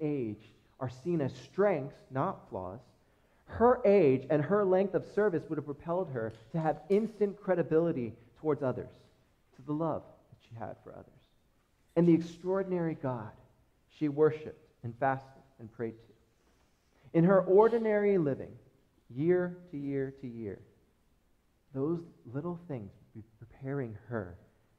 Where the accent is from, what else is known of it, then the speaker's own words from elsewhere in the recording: United States; as American Christians